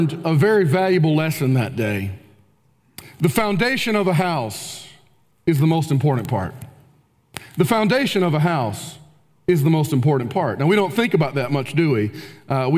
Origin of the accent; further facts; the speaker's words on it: Spartanburg, South Carolina, United States; moved away as an adult; also born or lived in Kentucky; now in Spartanburg, United States; I was from Spartanburg, so we were already familiar with the community